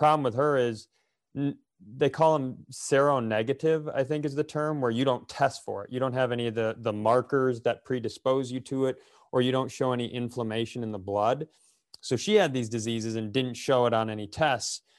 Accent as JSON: {"language": "English", "town": "Worthington", "region": "Minnesota", "country": "United States", "tie": "born or raised there", "said": "I grew up in Worthington"}